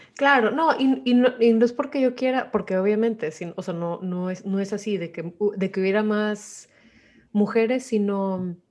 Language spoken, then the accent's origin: Spanish; Mexico; como mexicanos